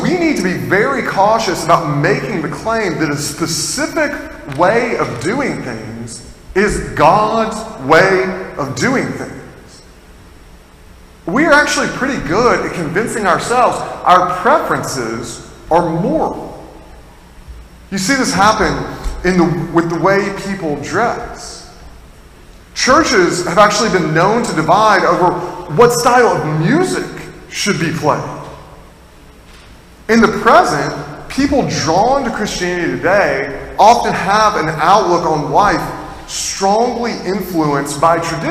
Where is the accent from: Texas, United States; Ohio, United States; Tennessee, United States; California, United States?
Tennessee, United States; now in Massachusetts, United States; I'm not from Massachusetts originally, I'm from Tennessee